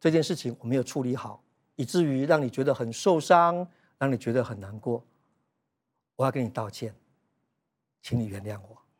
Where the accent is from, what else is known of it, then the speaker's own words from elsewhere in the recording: Yunlin County, Taiwan; moved away as an adult; also born or lived in Taichung; 在我二十四岁的那一年，我们两个人从云林的乡下一起到台中，要来创业，要来做保险。